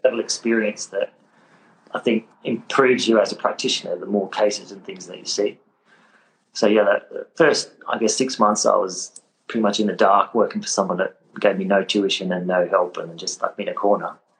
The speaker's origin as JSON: {"language": "English", "town": "Adelaide", "region": "South Australia", "country": "Australia", "tie": "born or raised there", "also_born_or_lived": "Sydney", "moved": "as an adult", "said": "I was born in Adelaide. I'm South Australian. Uh, grew up in Adelaide"}